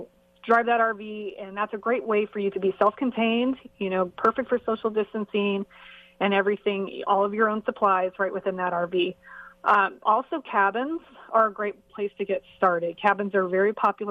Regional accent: Montana, United States; I'm from Montana. I grew up in Montana, which is a beautiful part of the country.

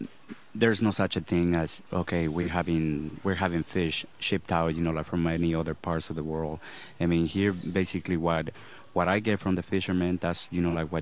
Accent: Los Angeles, California, United States; now in Costa Rica; I actually grew up in Los Angeles.

